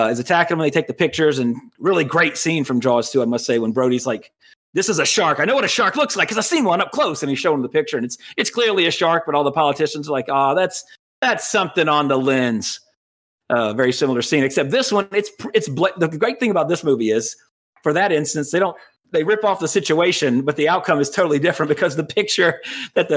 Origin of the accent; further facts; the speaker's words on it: Louisiana, United States; we grew up in Louisiana, so we got alligators all around us